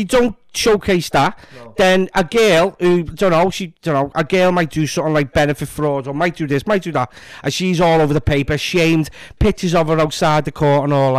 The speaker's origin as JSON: {"language": "English", "town": "Liverpool", "region": "North West England", "country": "United Kingdom", "moved": "as an adult", "lives_now": "Frodsham, United Kingdom", "said": "could tell I was a scouser by the way I walked."}